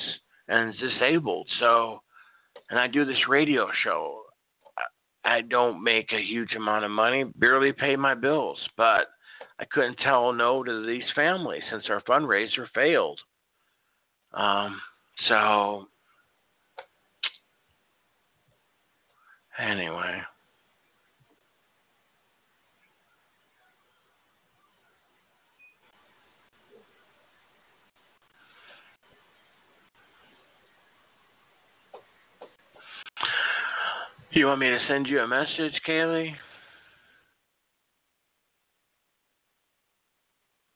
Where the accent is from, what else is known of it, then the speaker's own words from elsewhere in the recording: Norfolk, Nebraska, United States; moved away; also born or lived in Tulsa, Oklahoma; I grew up in Nebraska, in Norfolk, Nebraska